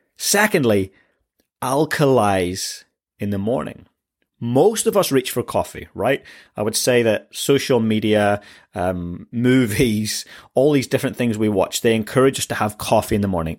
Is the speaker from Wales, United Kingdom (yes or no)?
no; Northern Ireland, United Kingdom; I come from Northern Ireland